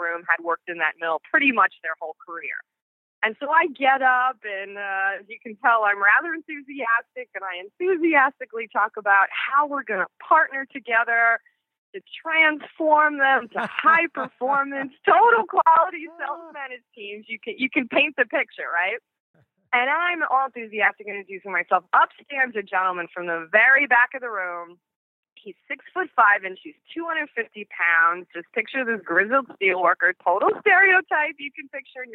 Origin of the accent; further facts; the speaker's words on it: Long Island, New York, United States; moved away as an adult; also born or lived in Detroit, Michigan / Chicagoland, Illinois; now in Chicago, United States; I grew up in Long Island, New York. So you might sense some kind of an accent